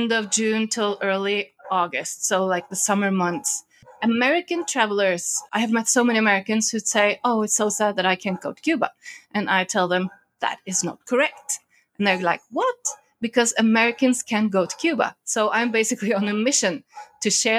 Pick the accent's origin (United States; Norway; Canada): Norway; I'm from Norway. I'm from the top of the world.